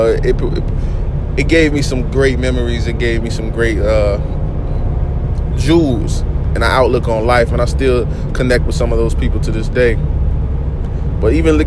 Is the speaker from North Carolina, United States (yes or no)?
yes; Oak City, North Carolina, United States; I come from Oak City, North Carolina.